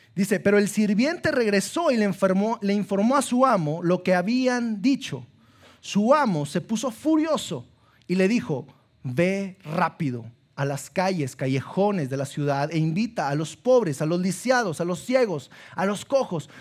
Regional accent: Sabinas, Coahuila, Mexico; now in Saltillo, Mexico; soy de Sabinas, y allá en eh, mis papás me, metieron a un colegio católico

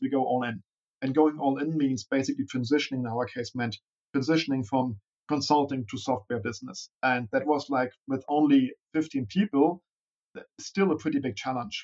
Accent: Berlin, Germany; also born or lived in Bavaria; Born and raised in Berlin

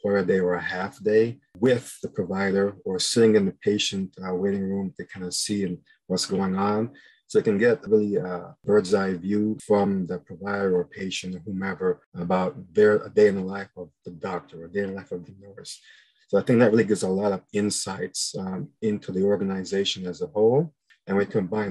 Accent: New York, United States; moved away as an adult; now in Houston, United States; I'm originally from New York and I came to Houston to the Baylor College of Medicine in 1998

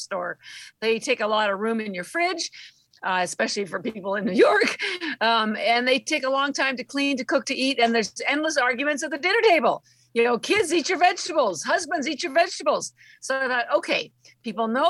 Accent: Canada; moved away; I'm Canadian and all my family's still in Canada

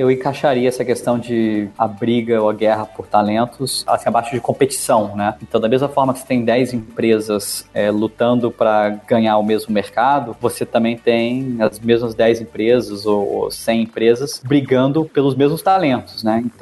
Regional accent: Brasília, Federal District, Brazil; also born or lived in United States; Eu sou de Brasília e morei fora boa parte da minha vida. Meu, meu pai é diplomata, então eu sempre passava três anos no Brasil, três anos fora, mas sempre cresci em Brasília.

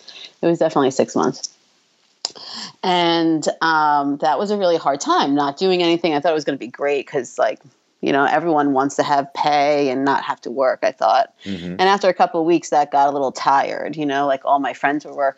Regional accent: New York, United States; moved away as an adult; now in New Jersey, United States; I was from New York

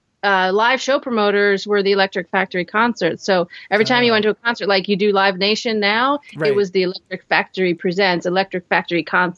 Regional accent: Philadelphia, Pennsylvania, United States; moved away; I'm from Philadelphia, Pennsylvania.

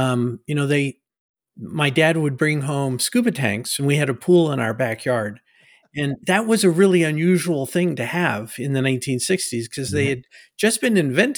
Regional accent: Nassau Bay, Texas, United States; And so we had a little house that in Nassau Bay.

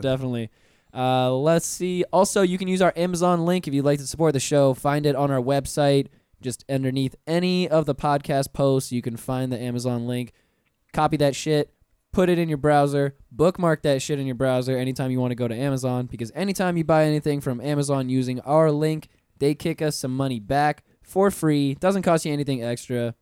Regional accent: Pensacola, Florida, United States; I grew up in Pensacola, which is a ten minute drive away from Alabama, state lines.

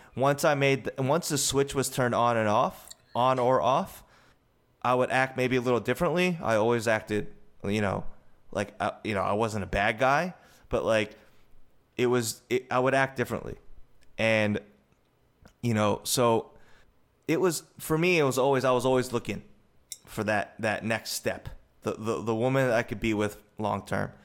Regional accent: United States; also born or lived in South Korea; I was adopted from Korea to America

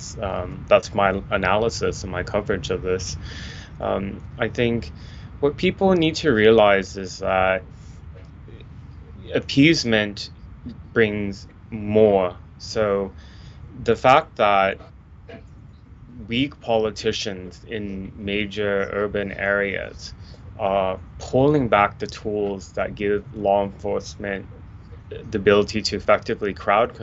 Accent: Portland, Oregon, United States; my hometown of Portland, Oregon

